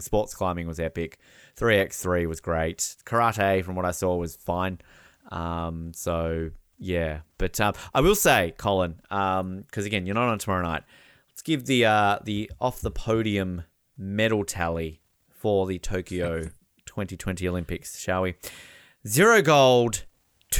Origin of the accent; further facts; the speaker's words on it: Australia; as an Australian